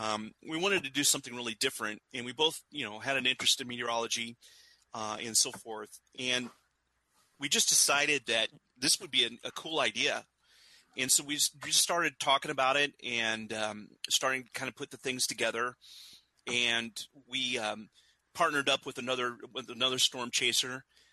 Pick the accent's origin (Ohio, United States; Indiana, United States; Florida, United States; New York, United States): Indiana, United States; grew up in Indiana